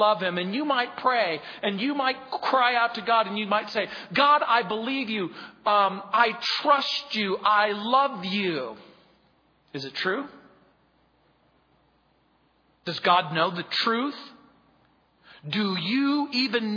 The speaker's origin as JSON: {"language": "English", "area": "Mojave Desert", "region": "California", "country": "United States", "tie": "born or raised there", "said": "I grew up in the Mojave Desert"}